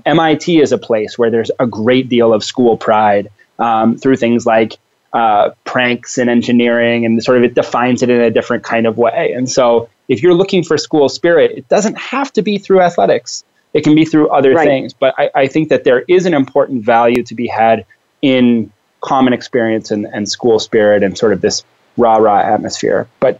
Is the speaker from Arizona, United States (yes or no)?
yes; Tempe, Arizona, United States; also born or lived in Phoenix, Arizona; I grew up in Tempe where Arizona State University is.